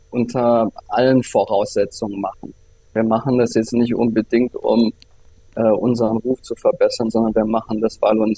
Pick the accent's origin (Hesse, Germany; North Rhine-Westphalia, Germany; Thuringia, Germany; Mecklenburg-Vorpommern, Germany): North Rhine-Westphalia, Germany; Viersen; Ich komme aus Viersen, das ist bei Düsseldorf äh, mhm. in Nordrhein-Westfalen.